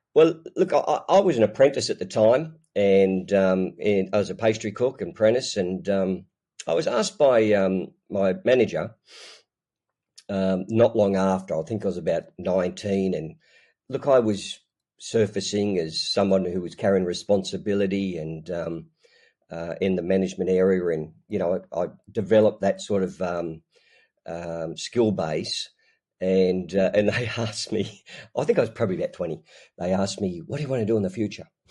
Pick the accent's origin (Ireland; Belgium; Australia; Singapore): Australia; Newcastle, New South Wales; I'm, um, born and bred in Newcastle, Australia